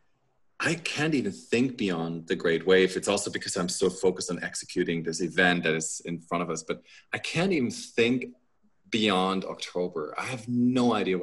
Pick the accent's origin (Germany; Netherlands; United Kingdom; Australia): Germany; moved away; also born or lived in United States; I am a German and an American citizen.